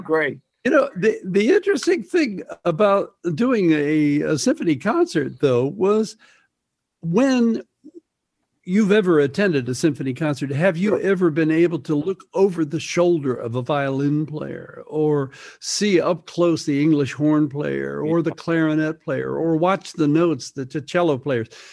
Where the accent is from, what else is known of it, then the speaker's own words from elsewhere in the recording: Midwest, United States; moved away; also born or lived in Greenwich Village, New York; a young kid growing up in the Midwest